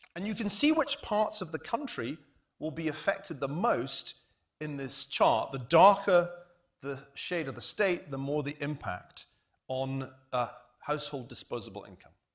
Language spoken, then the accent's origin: English; United Kingdom; now in United States; we British, and although I'm now an American citizen, I still have that we British feeling